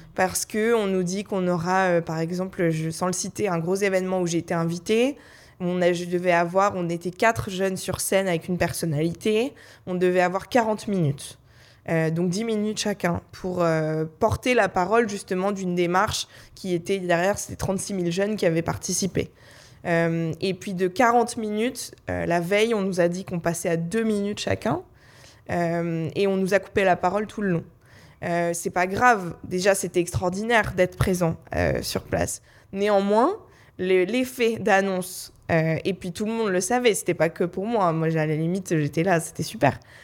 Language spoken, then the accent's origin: French; Paris, Île-de-France, France; j'ai grandi à Paris